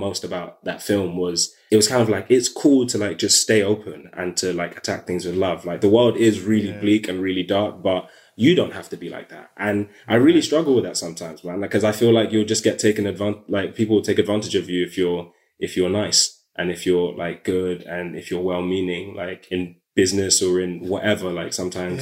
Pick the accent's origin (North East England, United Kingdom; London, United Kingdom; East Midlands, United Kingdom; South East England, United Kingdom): London, United Kingdom; I'm from South London